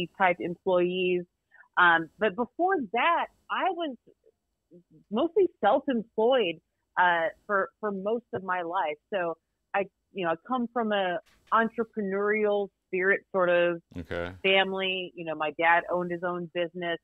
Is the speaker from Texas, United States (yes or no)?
yes; San Antonio, Texas, United States; I grew up in San Antonio, Texas. San Antonio is my home.